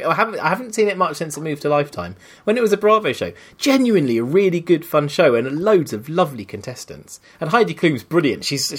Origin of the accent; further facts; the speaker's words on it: Guildford, South East England, United Kingdom; I'm not from Wales. My father is from Wales, but I am from Guildford.